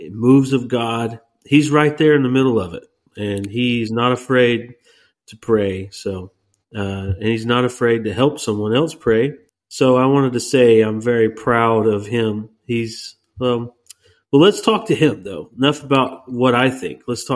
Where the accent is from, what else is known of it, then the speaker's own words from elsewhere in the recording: Texas, United States; moved away; we're from Texas.